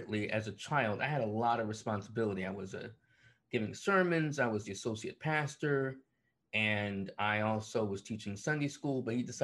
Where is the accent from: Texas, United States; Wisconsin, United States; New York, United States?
New York, United States; Buffalo; moved away as an adult; also born or lived in Syracuse; away from Buffalo, away from my home, away from that church